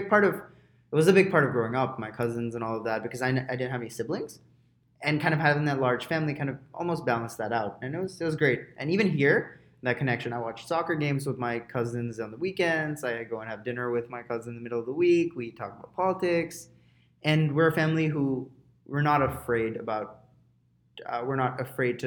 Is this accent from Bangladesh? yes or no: yes; Dhaka, Dhaka Division, Bangladesh; moved away as an adult; now in Toronto, Canada; My whole life, I basically lived in Dhaka. I moved to Canada for university